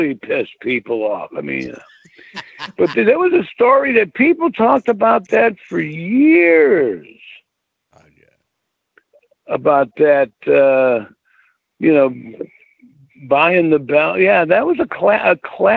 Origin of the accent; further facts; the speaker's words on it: Northeast, United States; I was from the Northeast and now I was in the South